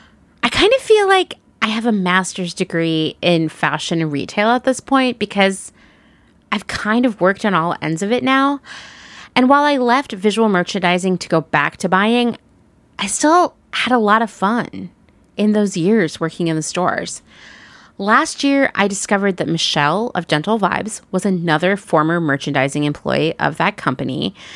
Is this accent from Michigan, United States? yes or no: no; Portland, Oregon, United States; Well, if you're in one of my favorite cities, my former home, the place I think of as my hometown, Portland, Oregon, you can shop in person at their store